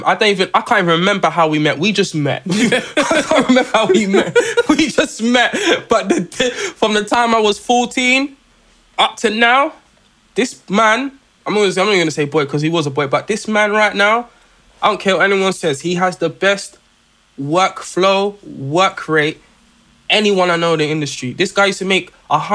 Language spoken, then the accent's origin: English; London, United Kingdom; I come from South London